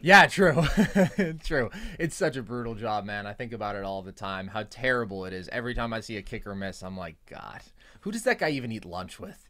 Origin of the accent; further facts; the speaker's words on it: the Bay Area, California, United States; growing up in the Bay